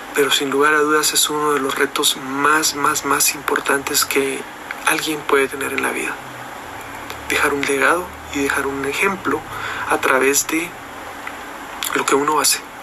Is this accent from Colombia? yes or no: no; Guatemala; Yo estoy acá en Guatemala. En mi país